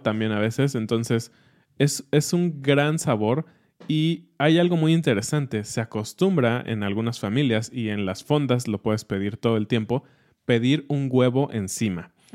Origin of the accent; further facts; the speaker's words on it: central Mexico, Mexico; le decimos jitomate en el centro del país y en el norte le dicen tomate